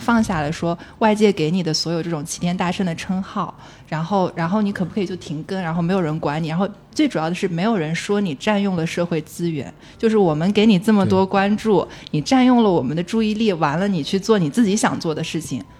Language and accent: Chinese; southern China, China; accent: southern; 我是南方人